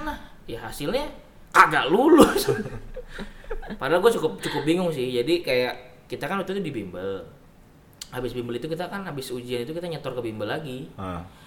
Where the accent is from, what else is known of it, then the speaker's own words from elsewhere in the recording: Indonesia; kita orang Indonesia